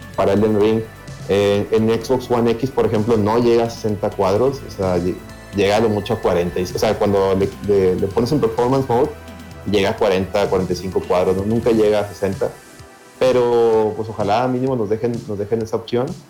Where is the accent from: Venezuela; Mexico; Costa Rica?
Mexico; Somos de México, la mayoría de Monterrey